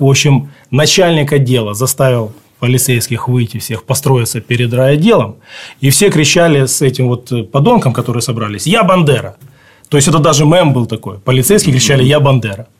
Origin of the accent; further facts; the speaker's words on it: Khabarovsk, Khabarovsk Krai, Russia; now in Ukraine; я русский по духу, я родился в Хабаровске